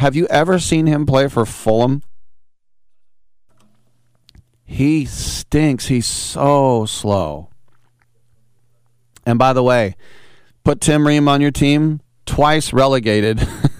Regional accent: United States; I am an American

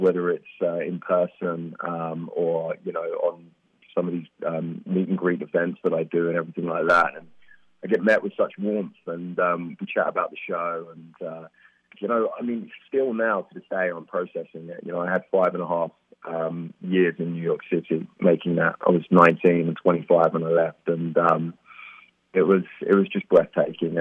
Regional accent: Stevenage, East of England, United Kingdom; moved away; I grew up there, I had a great childhood

